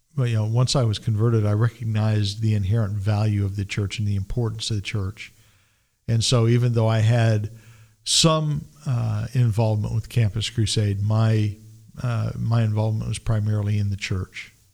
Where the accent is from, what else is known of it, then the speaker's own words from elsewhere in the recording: Roswell, New Mexico, United States; also born or lived in Las Cruces, New Mexico / Albuquerque, New Mexico; I grew up in Roswell, New Mexico.